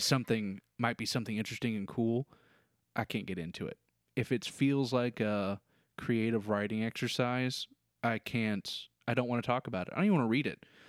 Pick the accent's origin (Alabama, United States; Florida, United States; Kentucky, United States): Kentucky, United States; It's in my home state.